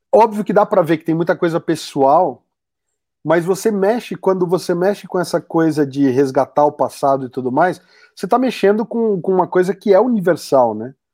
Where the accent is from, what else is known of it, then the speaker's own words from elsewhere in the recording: São Paulo, Brazil; eu sou do interior de São Paulo e fui estudar em São Paulo, né? Na capital.